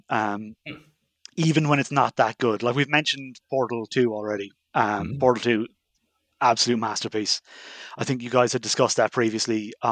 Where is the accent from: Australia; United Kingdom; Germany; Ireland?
Ireland; we're a group of straight white men with beards. Yeah. No, our edge is that we're Irish